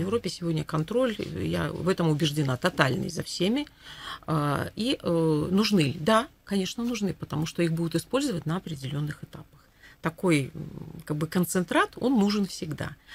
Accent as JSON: {"language": "Russian", "country": "Belarus"}